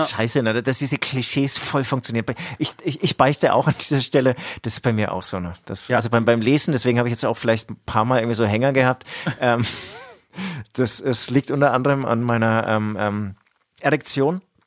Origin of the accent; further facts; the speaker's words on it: Franconia, Bavaria, Germany; Wir kommen aus Franken